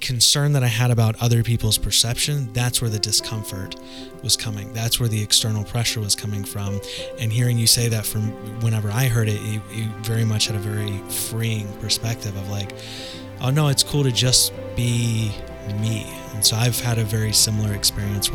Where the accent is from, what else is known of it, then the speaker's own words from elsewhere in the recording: the South, United States; growing up in the South